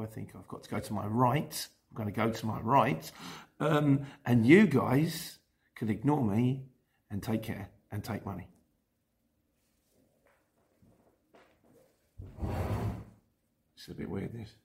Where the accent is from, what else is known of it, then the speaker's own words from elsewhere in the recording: Luton, East of England, United Kingdom; I'm not a Cockney. I was born in Luton